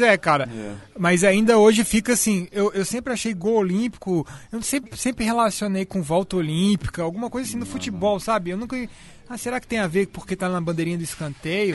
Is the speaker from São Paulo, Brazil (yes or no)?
no; Belo Horizonte, Minas Gerais, Brazil; eu fui criado muito na, na, em Belo Horizonte, na Itatiaia